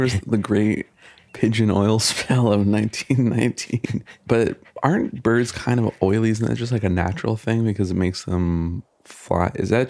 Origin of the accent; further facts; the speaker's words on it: Michigan, United States; now in California, United States; I grew up in Michigan